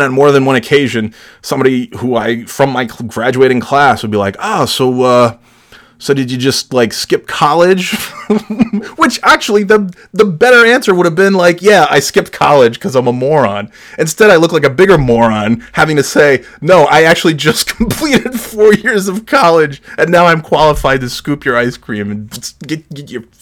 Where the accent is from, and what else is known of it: New York, United States; born or raised there; moved away